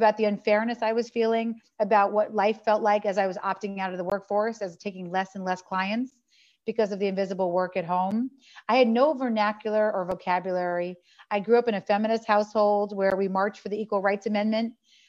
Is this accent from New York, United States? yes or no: yes; New York City, New York, United States; I grew up in Manhattan and Avenue C and 14th Street